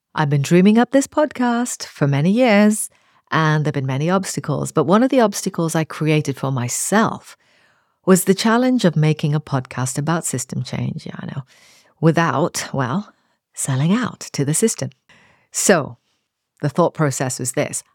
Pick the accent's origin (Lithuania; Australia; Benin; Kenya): Kenya; Nairobi; I grew up on the outskirts of Nairobi on the edge of a coffee plantation.